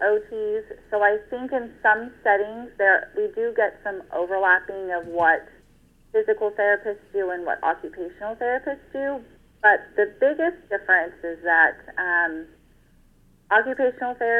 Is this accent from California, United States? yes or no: yes; Fresno, California, United States; I'm from Fresno, California, born and raised